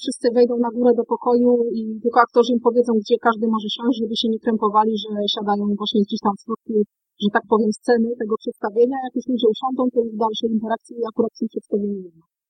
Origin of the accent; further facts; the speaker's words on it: Wrocław, Lower Silesian Voivodeship, Poland; jako rodowita wrocławianka